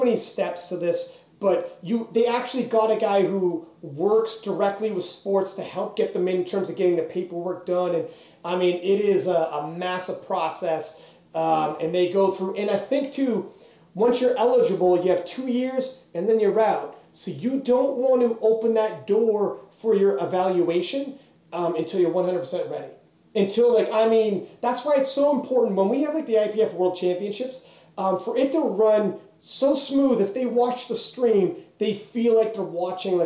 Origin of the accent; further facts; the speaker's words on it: Canada; we're from Canada